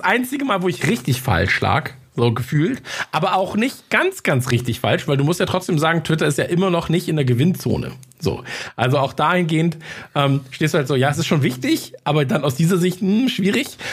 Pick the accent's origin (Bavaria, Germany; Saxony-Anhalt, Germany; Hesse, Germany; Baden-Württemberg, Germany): Bavaria, Germany; Munich; ich komme aus München